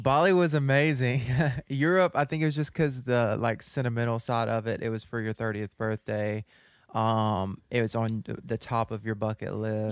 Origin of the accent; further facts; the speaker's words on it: West Monroe, Louisiana, United States; We were both born and raised in West Monroe, Louisiana